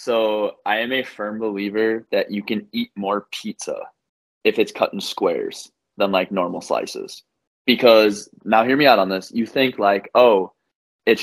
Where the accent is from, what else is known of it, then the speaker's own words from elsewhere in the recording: Green Bay, Wisconsin, United States; I'm from Green Bay, Wisconsin, born and raised, grew up like 10 minutes from Lambeau